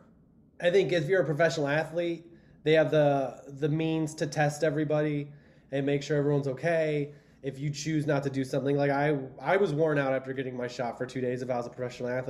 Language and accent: English; Indiana, United States; moved away; also born or lived in Cleveland / Chicago; I grew up in Indiana